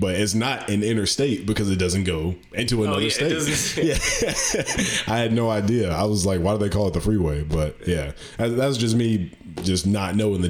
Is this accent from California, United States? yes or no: no; Northeast Alabama, United States; moved away as an adult; also born or lived in Minot, North Dakota; I'm from Northeast Alabama, and it takes 2 hours for me to get to Atlanta, like 2.5 hours to get to, about 3 hours to get to Nashville.